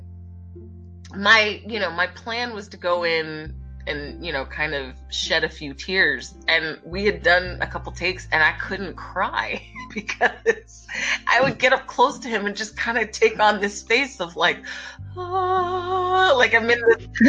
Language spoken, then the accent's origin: English; Philadelphia, Pennsylvania, United States; born or raised there